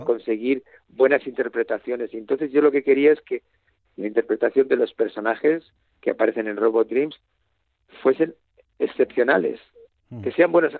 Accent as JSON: {"language": "Spanish", "town": "Bilbao", "region": "Basque Country", "country": "Spain", "said": "soy de Bilbao"}